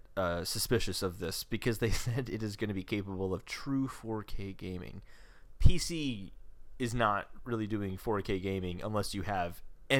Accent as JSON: {"language": "English", "country": "United States", "said": "New York City, New York City. I'm from America."}